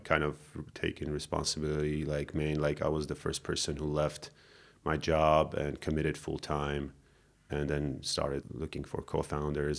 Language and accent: English; Yerevan, Armenia; I grew up here in Yerevan